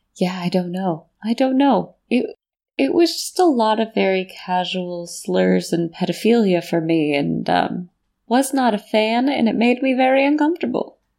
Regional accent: United States; I'm from America and we have a very puritanical culture

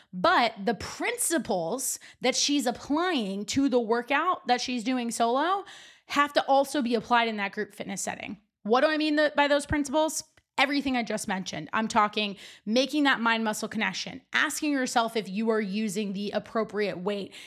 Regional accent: New Jersey, United States; also born or lived in North Carolina; when I moved back home from North Carolina to New Jersey

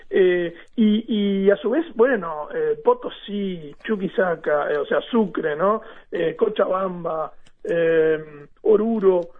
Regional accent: Maldonado, Uruguay; yo soy de Maldonado

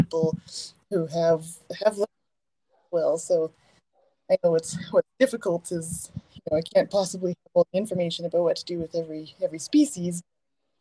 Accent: Sherwood Park, Alberta, Canada; I grew up in Sherwood Park

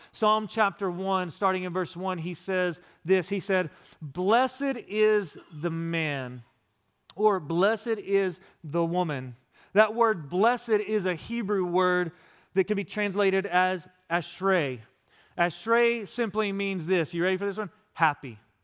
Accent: West Texas, United States; also born or lived in Florida; now in East Texas, United States; growing up in West Texas in the desert, we didn't get this kind of rain

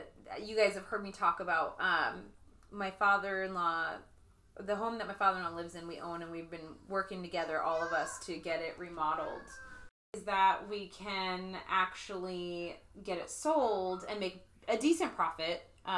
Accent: Washington, United States; moved away as an adult; now in Florida, United States; I'm from Washington where we have wood floors everywhere.

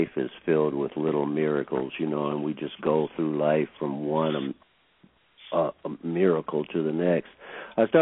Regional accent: Wilmington, Delaware, United States; also born or lived in Norfolk, Virginia / Detroit, Michigan; I started playing in Wilmington, Delaware, so that's why I tell everybody I'm from Wilmington, Delaware, because I was born in Virginia

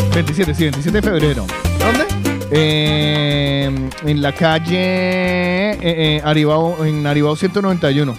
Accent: Cali, Valle del Cauca, Colombia; moved away; mi adolescencia la viví en Cali

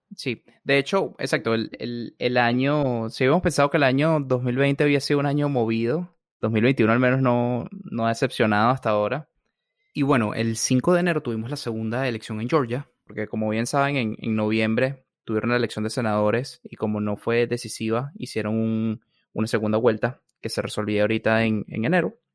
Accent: Venezuela; now in Washington, United States; como latinoamericano, yo como Venezuela

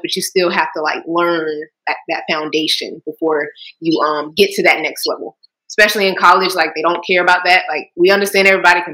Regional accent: Jacksonville, Florida, United States; my hometown, Jacksonville, Florida

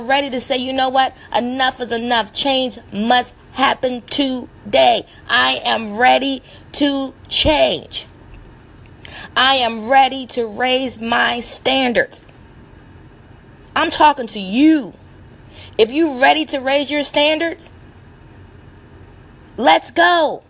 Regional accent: the South, United States; I'm from the South, and being from the South, you know, we have that comeback power

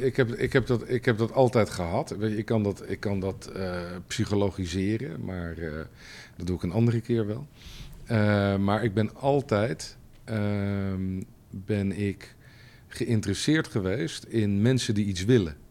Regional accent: Leiden, South Holland, Netherlands; also born or lived in Amsterdam / Bellingwolde (family); ik ben geboren in Amsterdam in 1967. ik ben in Leiden opgegroeid

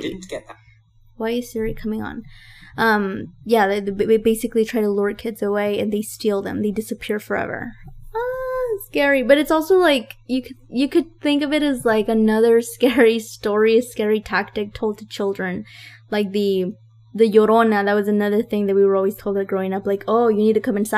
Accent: Texas, United States; also born or lived in San Luis Potosí, Mexico; When I was one, almost two, my family relocated to the US with my dad, and I grew up here

